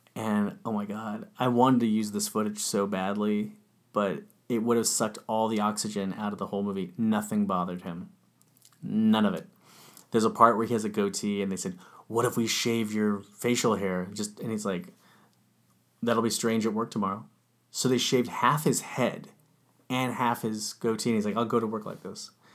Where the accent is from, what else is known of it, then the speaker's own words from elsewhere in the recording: Orange County, California, United States; I grew up in Orange County